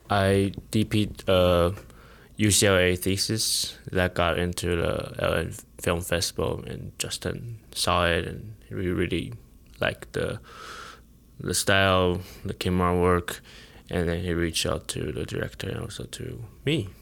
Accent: Taiwan; moved away as an adult; now in United States; I came from Taiwan, like, didn't go to film school

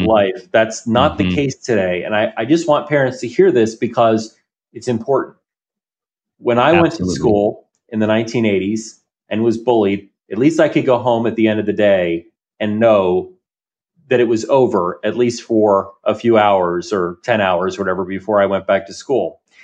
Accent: New Jersey, United States; I grew up in New Jersey

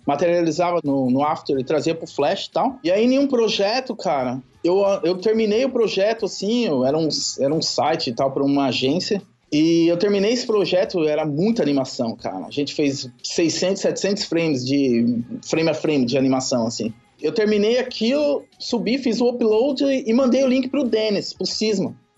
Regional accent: Santo André, São Paulo, Brazil; moved away as an adult; also born or lived in São Mateus, São Paulo / Brasília; Sou de Santo André

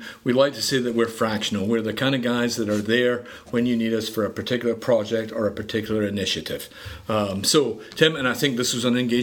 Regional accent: Edinburgh, Scotland, United Kingdom; moved away as an adult; now in Greenville, United States; I was born and raised in Edinburgh, Scotland

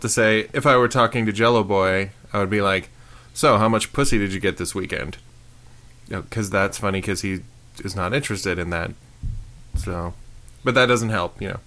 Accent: Prescott, United States; I grew up in Prescott

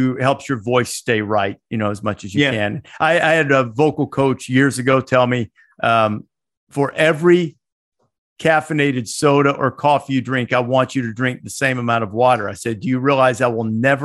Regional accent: Northwest Alabama, United States; I grew up in Northwest Alabama

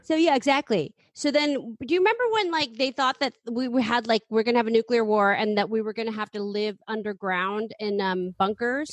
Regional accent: San Francisco, California, United States; I grew up in San Francisco

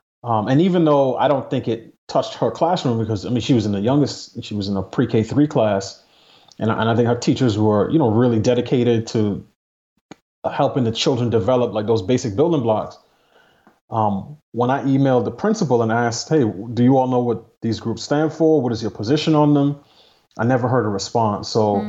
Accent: New York City, New York, United States; I grew up in New York City. There weren't that many Republicans to vote for.

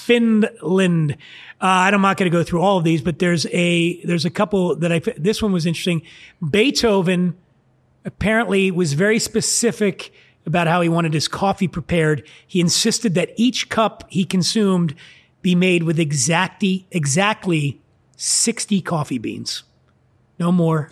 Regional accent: Philadelphia, Pennsylvania, United States; I grew up in Philly, and I was at a place in Philadelphia called Silk City.

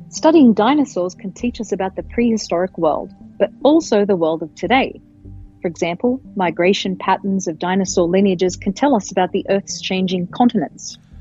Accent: Sydney, New South Wales, Australia; now in Denver, United States; I grew up in Sydney, metropolitan Sydney

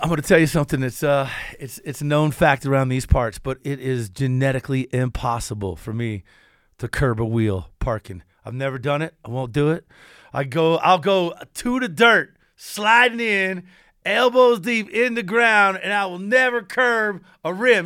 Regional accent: Kentucky, United States; I'm from Kentucky, so a little bit of the South involved

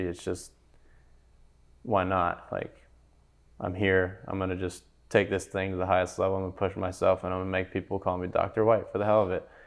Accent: California, United States; now in Memphis, United States; I'm from California

